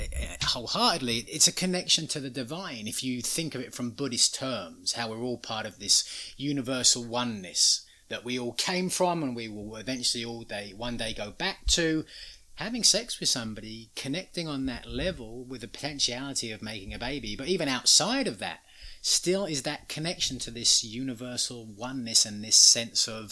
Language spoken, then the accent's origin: English; England, United Kingdom; now in Los Angeles, United States; how I was raised in England